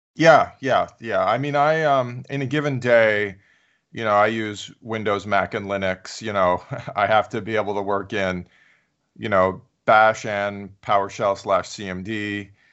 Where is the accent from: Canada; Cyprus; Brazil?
Canada; moved away; I'm Canadian, so I went to a Canadian university